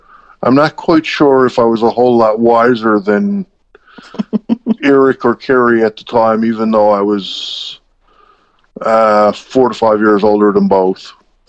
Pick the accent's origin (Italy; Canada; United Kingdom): Canada; East Coast; accent: East Coast; I'm sure some of you may already pick that up from my East Coast accent.